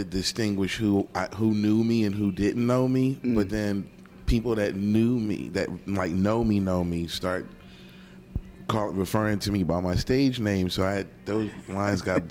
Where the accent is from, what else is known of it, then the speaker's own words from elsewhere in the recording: Philadelphia, Pennsylvania, United States; now in Atlanta, United States; Born and raised in the city of Philadelphia. My neighborhood is West Oak Lane, Philadelphia, Pennsylvania.